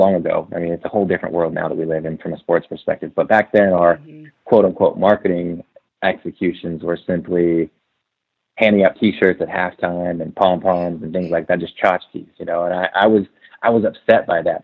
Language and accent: English; Portland, Oregon, United States; I'm from Portland. I went to school in Oregon.